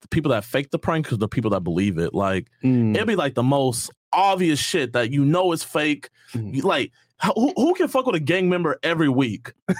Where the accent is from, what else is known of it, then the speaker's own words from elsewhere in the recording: Houston, Texas, United States; Yeah, my parents were deployed out there. It was, like, hella hot. It's crazy. I'm from Houston.